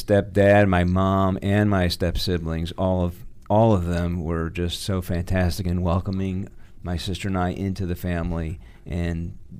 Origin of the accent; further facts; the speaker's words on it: Detroit, Michigan, United States; also born or lived in Brooklyn, New York; now in Washington, D.C., United States; Born in Detroit, my folks divorced when I was three, moved back to Brooklyn, where my mother was from. Then my mother remarried another gentleman from Detroit, so we moved back to Detroit when I was about nine.